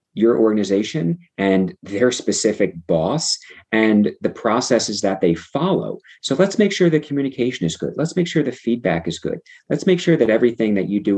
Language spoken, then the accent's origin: English; Atlantic City, New Jersey, United States; I grew up outside of Atlantic City, New Jersey